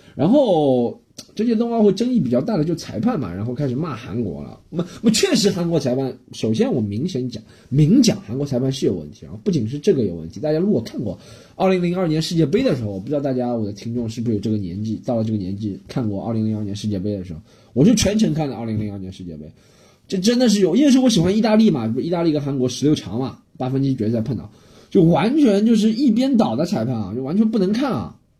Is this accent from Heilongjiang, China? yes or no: no; Shanghai, China; 我是一个外向人，上海人